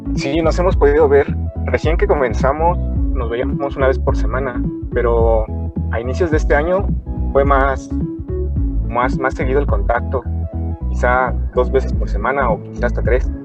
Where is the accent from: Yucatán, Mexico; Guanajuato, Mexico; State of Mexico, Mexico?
State of Mexico, Mexico; Valle de Chalco; ambos somos de Valle de Chalco